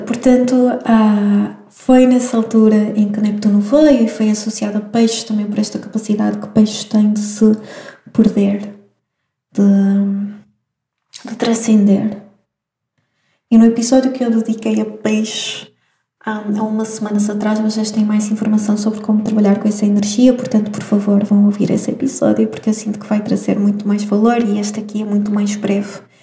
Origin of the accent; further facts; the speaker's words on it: Madeira, Portugal; moved away as an adult; also born or lived in Venezuela; now in Porto, Portugal; eu nasci na Venezuela, mas morei ah, na Madeira durante muitos anos. Vim estudar para o Porto e fiquei cá no Porto, mas eu sou madeirense